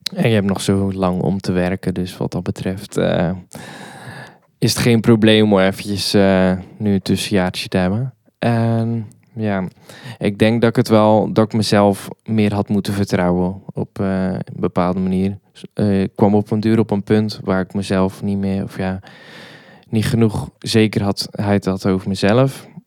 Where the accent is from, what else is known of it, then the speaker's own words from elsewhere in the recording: Hoek, Zeeland, Netherlands; moved away as an adult; now in Nijmegen, Netherlands; daarvoor kom ik uit Zeeland, in het plaatsje Hoek.